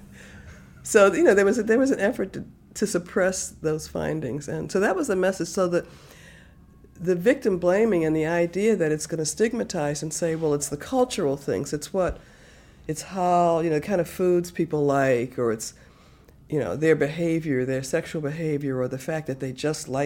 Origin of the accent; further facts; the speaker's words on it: Baltimore, Maryland, United States; when I was raised in Baltimore, it was segregated in the early part until 1964